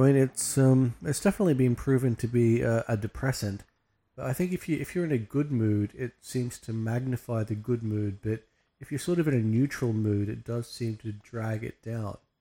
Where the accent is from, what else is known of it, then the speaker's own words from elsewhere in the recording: Australia; we're Australian